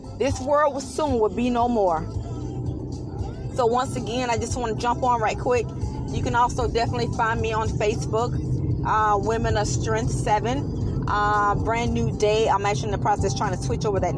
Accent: United States; we as American people

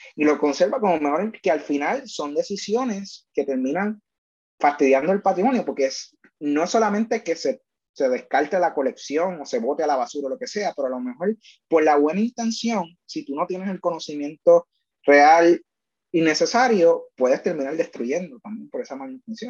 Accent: Puerto Rico; Nosotros como colonia

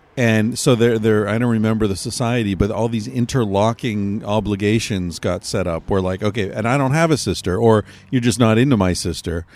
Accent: United States; I'm American

